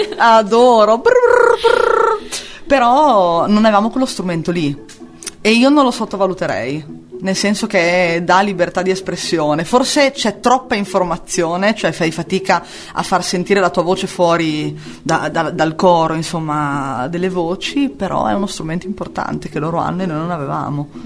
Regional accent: San Lazzaro di Savena, Emilia-Romagna, Italy; nata e cresciuta a San Lazzaro di Savena

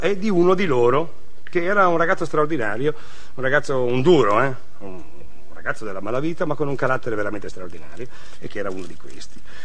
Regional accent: Trieste, Friuli-Venezia Giulia, Italy; now in Milan, Italy

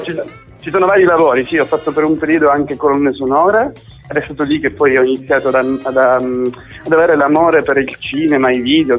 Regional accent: Sicily, Italy; moved away; also born or lived in Australia

